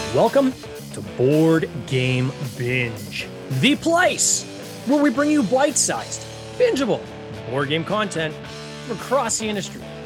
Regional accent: Canada; Two Canucks

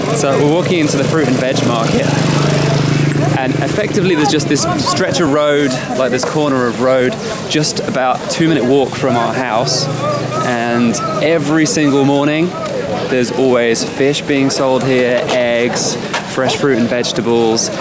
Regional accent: Somerset, South West England, United Kingdom; accent: Somerset; moved away; it's actually called Somerset. That's where I come from. That's what everyone around there sounds like

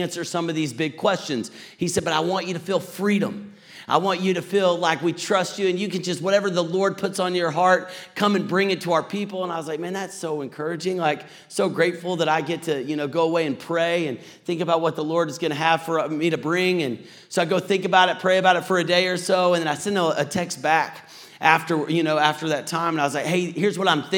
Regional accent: Texas, United States; now in Atlanta, United States; I'm from Atlanta, married, two kids, but originally from Texas

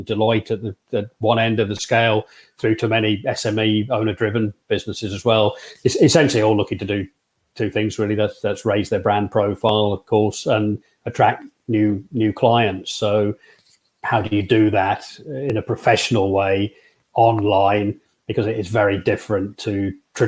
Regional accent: Huntingdon, East of England, United Kingdom; moved away as an adult; also born or lived in Lake District / Harrogate area; now in Harrogate, United Kingdom; brought up in East Anglia, really, Huntingdon, Cambridge, that kind of area

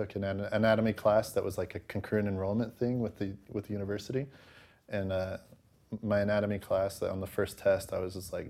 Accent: Pleasant Grove, United States; also born or lived in Los Angeles; I'm actually from Pleasant Grove, but I lived in L.A. for all of my college years.

